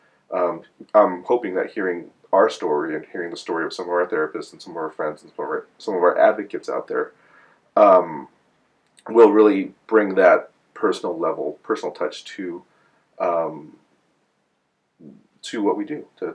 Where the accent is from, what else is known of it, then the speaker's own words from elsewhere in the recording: United States; I'm Chinese American. I'm one of those Chinese American folks whose family came over around the turn of the century